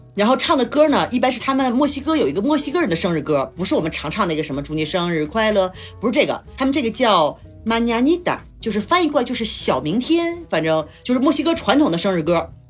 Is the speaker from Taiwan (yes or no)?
no; China; 我们中国人就是吃吃喝喝嘛